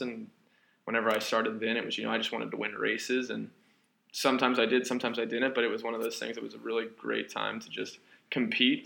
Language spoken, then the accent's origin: English; Owensboro, Kentucky, United States; moved away; I originally hail from Owensboro, Kentucky. Uh, small town, I guess you'd call it